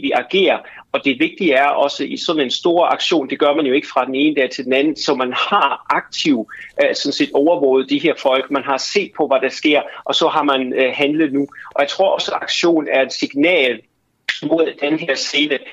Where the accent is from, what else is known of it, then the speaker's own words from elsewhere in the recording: Germany; jeg som tysker